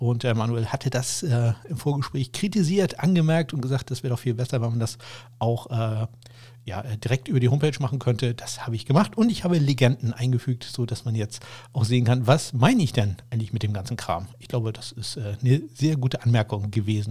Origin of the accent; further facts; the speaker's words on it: Schleswig-Holstein, Germany; für mich als Schleswig-Holsteiner